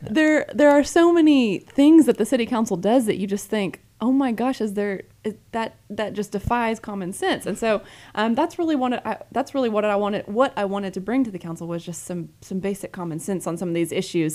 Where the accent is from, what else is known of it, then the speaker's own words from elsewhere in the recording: Dallas, Texas, United States; also born or lived in Houston / California; I was born in Houston, grew up in Dallas, um, actually lived in California for a few years and in middle school. Got back to Texas as quickly as possible.